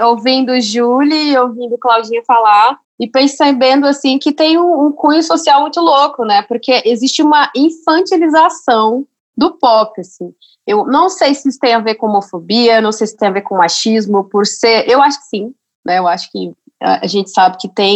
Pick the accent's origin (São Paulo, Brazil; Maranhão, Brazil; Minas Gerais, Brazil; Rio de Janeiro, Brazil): Minas Gerais, Brazil; sou mineira